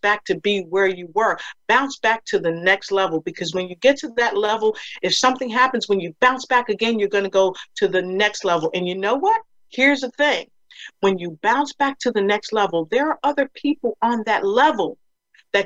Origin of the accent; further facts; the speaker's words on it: Passaic, New Jersey, United States; I'm from New Jersey, Passaic, New Jersey, that is